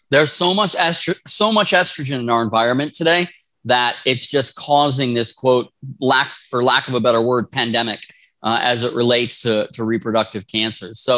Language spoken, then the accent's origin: English; Wisconsin, United States; now in Rosarito, Mexico; Yeah, so I was born in Wisconsin. Yeah, born